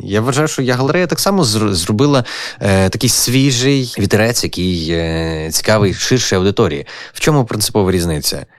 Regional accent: Lviv, Lviv Oblast, Ukraine; moved away as an adult; also born or lived in Kyiv; мій рідний Львів

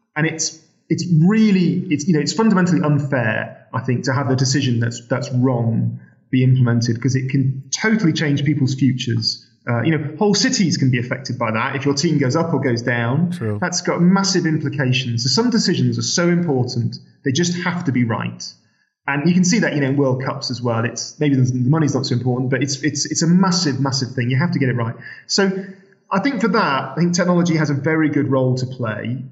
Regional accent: Sheffield, Yorkshire and the Humber, United Kingdom; I'm from Sheffield

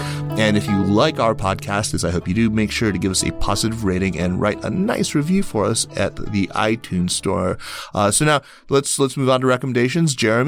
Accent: United States; That's great. I'm an American. I grew up here. I didn't know about that.

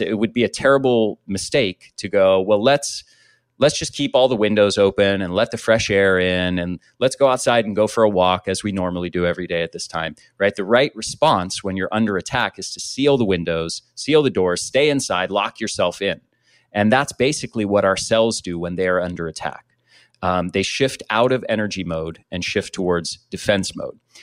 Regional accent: United States; I grew up in the States

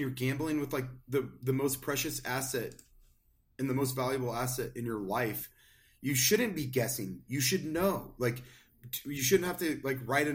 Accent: Spokane, Washington, United States; my hometown of Spokane

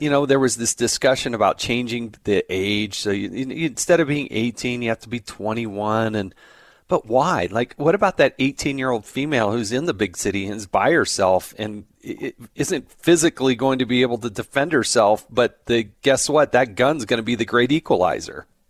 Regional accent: California, United States; I was born in California

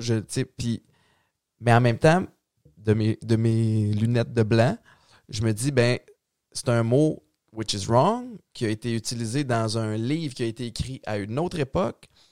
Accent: Montreal, Quebec, Canada; j'ai grandi à Antique, Montréal-Nord

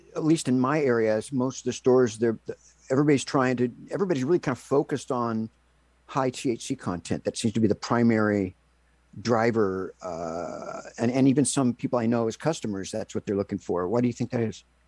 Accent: California, United States; also born or lived in Los Angeles / Lake Tahoe; now in Seattle, United States; I'm from California

